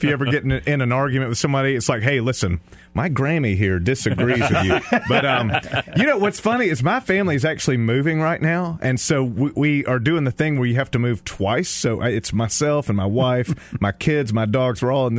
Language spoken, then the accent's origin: English; Powder Springs, Georgia, United States; And I'm actually from Powder Springs. I'm a graduate of McEachern High School right down the road. So this is a hometown show for me.